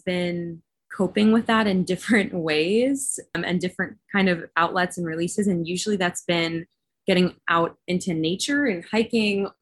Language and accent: English; Northern New Jersey, United States; also born or lived in Massachusetts; I grew up in Northern New Jersey